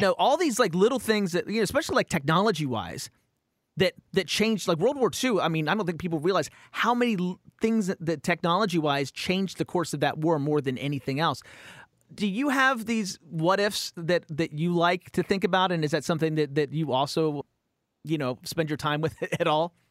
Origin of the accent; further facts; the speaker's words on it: Romney, West Virginia, United States; now in California, United States; I grew up in West Virginia